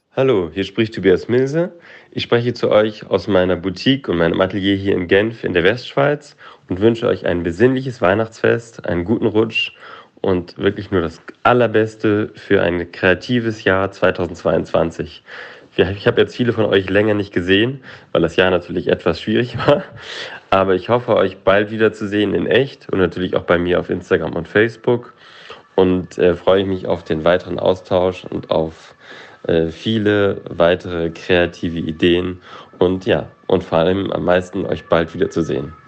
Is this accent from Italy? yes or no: no; China; German is a second language; moved away as an adult; now in Berlin, Germany; Ich komme aus China und lebe jetzt seit 15 Jahren in Berlin